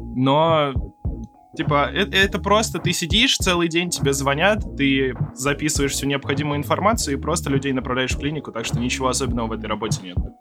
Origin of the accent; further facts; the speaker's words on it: Moscow, Russia; Мы из Москвы